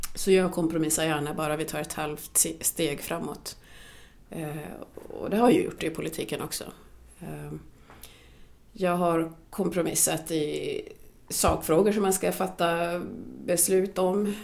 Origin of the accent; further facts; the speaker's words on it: Kungsängen, Stockholm County, Sweden; Swedish is a second language; vi var ju den första svarta familjen i Kungsängen där jag är uppvuxen